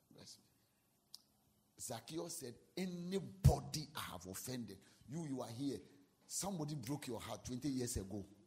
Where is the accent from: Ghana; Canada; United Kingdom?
Ghana; I'm a Ghanaian.